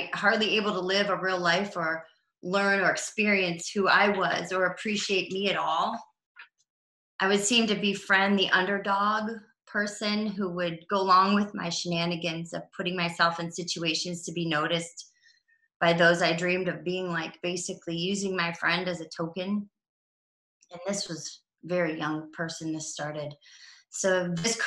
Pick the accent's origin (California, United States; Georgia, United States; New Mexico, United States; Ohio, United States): Ohio, United States; Cleveland; also born or lived in Los Angeles / Colorado; I'm from Cleveland, Ohio, born and raised